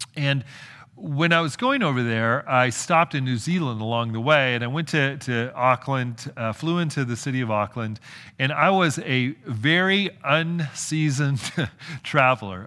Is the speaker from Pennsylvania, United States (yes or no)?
no; California, United States; I'm from California